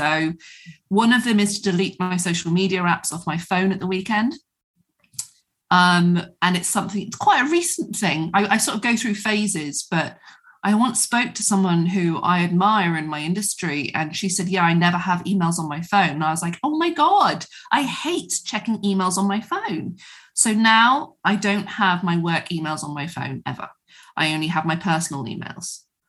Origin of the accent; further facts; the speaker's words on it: England, United Kingdom; particularly as women, particularly as English women, to put ourselves last